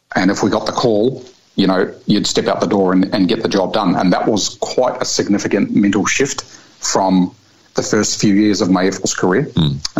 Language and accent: English; Rotorua, Bay of Plenty, New Zealand; moved away as an adult; now in Australia; as a young boy growing up in Rotorua, New Zealand.